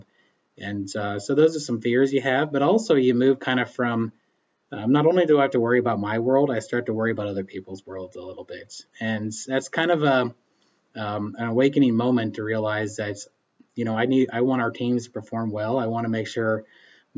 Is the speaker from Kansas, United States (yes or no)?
yes; Emporia, Kansas, United States; also born or lived in Baileyville, Kansas; I'm originally from Eastern Kansas and was born and raised around the Emporia area